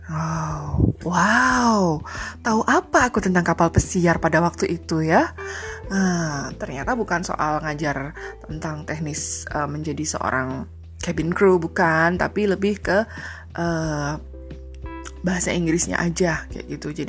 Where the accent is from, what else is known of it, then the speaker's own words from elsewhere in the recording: Surakarta, Central Java, Indonesia; born there; aku harus pulang ke kota kelahiranku karena aku dapat kabar kalau uh, pada saat itu ayahku stroke gitu kan nah um, aku minta buat aku pindah ke radio aja gitu kebetulan radioku tempat aku kerja itu punya grup gitu kan ada grupnya jadi aku minta dipindah ke grup yang ada di Solo